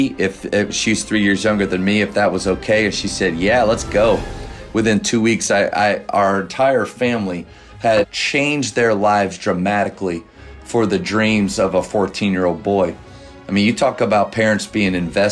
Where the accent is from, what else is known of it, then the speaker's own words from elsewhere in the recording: Berwick, Pennsylvania, United States; moved away as an adult; also born or lived in Waco, Texas; I grew up in Eastern Pennsylvania in a small little town called Berwick, PA